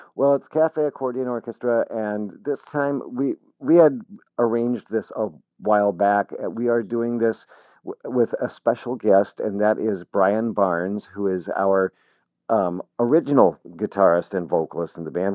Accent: Lincoln, Nebraska, United States; moved away; I was still living in my hometown of Lincoln, Nebraska

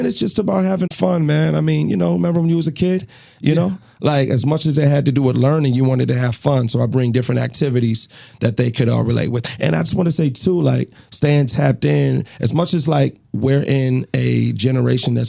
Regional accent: Lansing, Michigan, United States; moved away as an adult; now in St. Paul, United States; I'm from Lansing, Michigan

